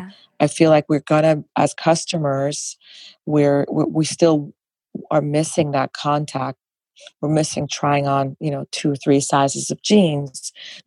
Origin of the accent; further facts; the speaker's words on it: New York, United States; So I'm from New York. It would have to be authentic.